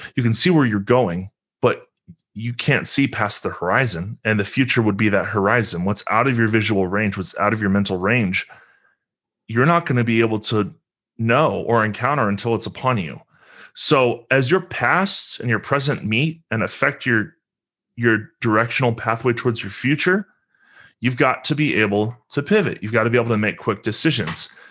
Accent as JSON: {"language": "English", "town": "Lexington", "region": "Kentucky", "country": "United States", "tie": "born or raised there", "said": "I'm from Lexington, Kentucky. That's where I currently reside. Um, grew up here"}